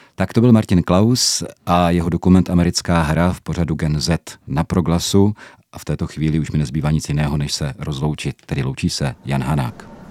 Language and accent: Czech; Czechia